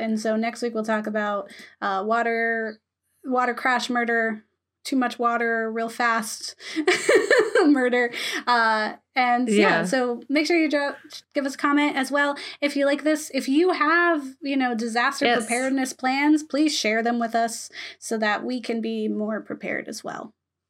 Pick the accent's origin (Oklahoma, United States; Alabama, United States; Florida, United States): Florida, United States; Again, I'm from Florida. I like grew I up hate on the beach. Beach. But yes. Grew up on the beach.